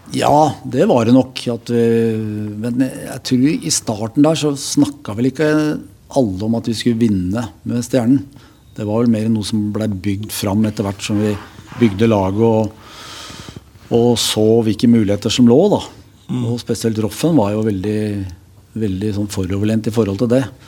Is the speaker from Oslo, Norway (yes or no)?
yes; Oslo, Norway; also born or lived in Fredrikstad; Jeg vokste opp eh, i Gripfjells gate